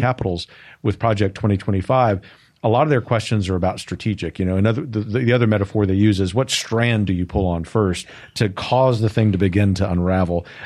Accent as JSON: {"language": "English", "country": "United States", "said": "as an American"}